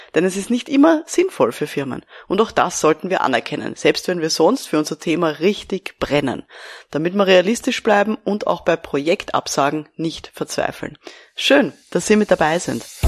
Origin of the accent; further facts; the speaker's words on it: Austria; Bei uns in Österreich